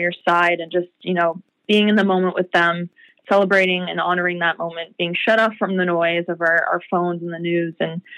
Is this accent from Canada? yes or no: yes; Peterborough, Ontario, Canada; And then I met my very first music mentor, Cyril Rawson, from my hometown of Peterborough.